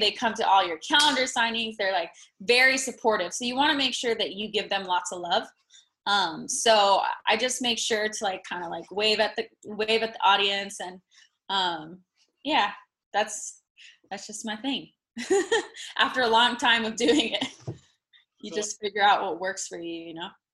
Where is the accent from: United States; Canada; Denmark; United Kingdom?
United States; Las Vegas, Nevada; moved away as an adult; now in Los Angeles, United States; I was born and raised in Vegas.